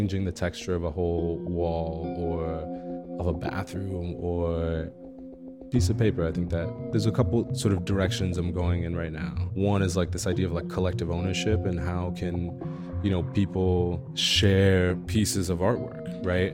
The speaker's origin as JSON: {"language": "English", "town": "New York City", "region": "New York", "country": "United States", "tie": "born or raised there", "moved": "as an adult", "lives_now": "Chicago, United States", "said": "I grew up in Crown Heights in Brooklyn"}